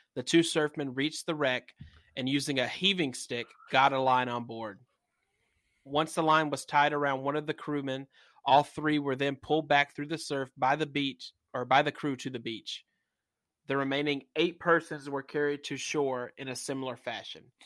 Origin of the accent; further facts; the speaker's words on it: the South, United States; I'm from the South